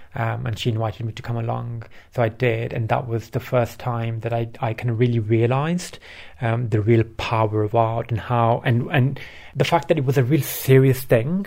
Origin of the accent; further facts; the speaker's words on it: Bradford, Yorkshire and the Humber, United Kingdom; English is a second language; also born or lived in Pakistan; I grew up in Yorkshire. So I was born in Pakistan. I moved to Bradford at the age of 8